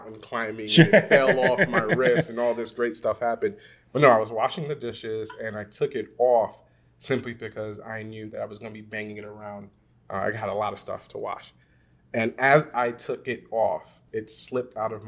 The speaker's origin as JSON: {"language": "English", "town": "New York City", "region": "New York", "country": "United States", "said": "I'm a Brooklyn boy."}